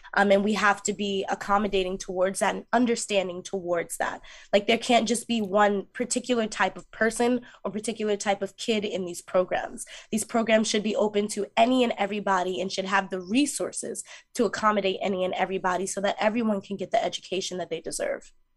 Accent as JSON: {"language": "English", "town": "Mount Vernon", "region": "New York", "country": "United States", "tie": "born or raised there", "said": "I grew up in Mount Vernon, New York"}